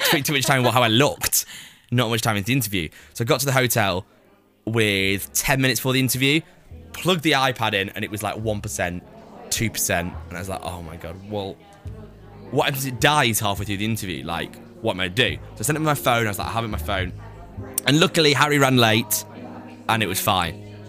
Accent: Preston, North West England, United Kingdom; also born or lived in Cheshire; I'm from Preston, but my family all live in Cheshire

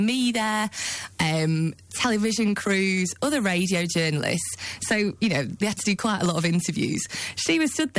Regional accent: Lancashire, North West England, United Kingdom; I'm from Lancashire, I'm Northern, I grew up on Corrie

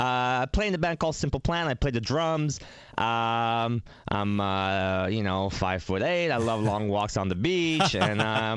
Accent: Canada; we're from Canada, and honestly, in the winter, it's insane here. It's like minus 25, minus 35 Celsius.

